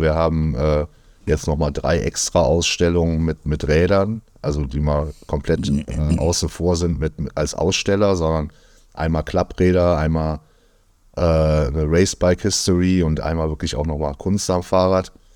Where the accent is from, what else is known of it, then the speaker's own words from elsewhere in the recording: Düsseldorf, North Rhine-Westphalia, Germany; wir kommen halt beide aus Düsseldorf